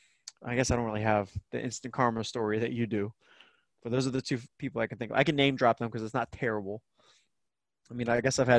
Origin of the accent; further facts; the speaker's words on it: Tampa, Florida, United States; moved away as an adult; I kind of left Tampa as well